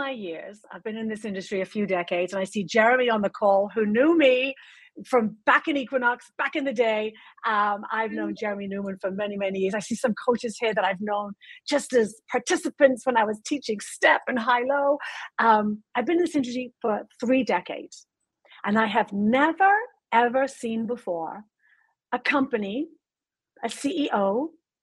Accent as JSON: {"language": "English", "country": "United Kingdom", "said": "I'm British"}